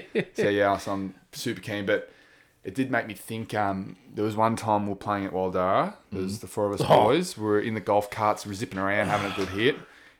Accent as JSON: {"language": "English", "town": "Wangaratta", "region": "Victoria", "country": "Australia", "tie": "born or raised there", "said": "where we grew up in Wangaratta"}